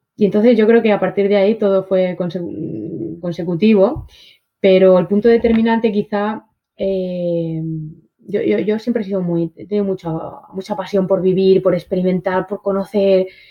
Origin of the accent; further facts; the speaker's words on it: Spain; toda la historia de mi país